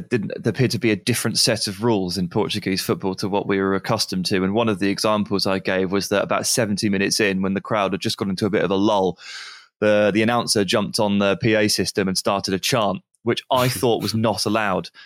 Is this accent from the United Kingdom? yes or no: yes; England, United Kingdom; I'm English